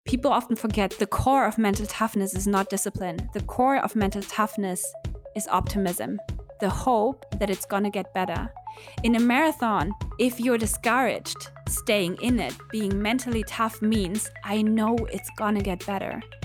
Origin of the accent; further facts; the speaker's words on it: Berlin, Germany; I was born and raised in Berlin